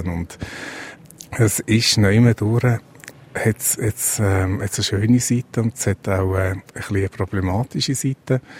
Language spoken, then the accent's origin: German; Switzerland; weil ich auch relativ reich bin, als Schweizer oder als Schweizerin